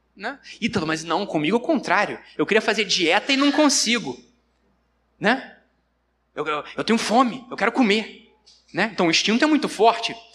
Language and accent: Portuguese; Rio de Janeiro, Brazil; Eu sou carioca